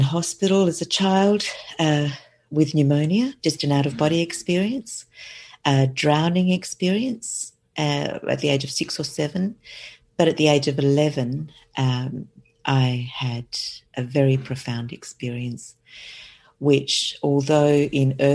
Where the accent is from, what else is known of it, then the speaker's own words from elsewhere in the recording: South Australia, Australia; I'm from South Australia